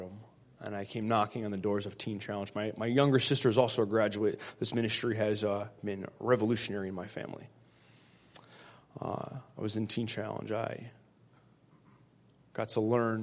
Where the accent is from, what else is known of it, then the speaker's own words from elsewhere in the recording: Connecticut, United States; I'm 31 years old. I'm from Connecticut